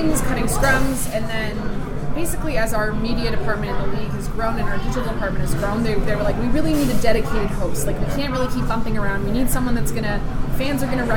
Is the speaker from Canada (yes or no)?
yes; Canada; we're all Canadian and are prepared for the cold weather